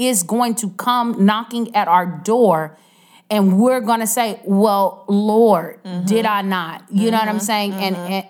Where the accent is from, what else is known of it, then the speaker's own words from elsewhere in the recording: United States; As American, in our American culture